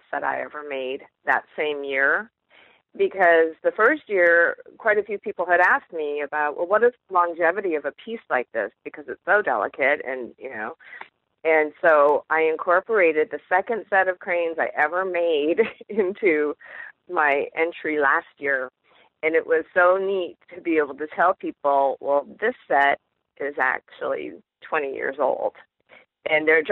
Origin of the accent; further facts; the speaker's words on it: eastern Washington State, United States; moved away as an adult; also born or lived in San Jose, California; now in Michigan, United States; I grew up in Washington State, in eastern Washington, right near the Idaho border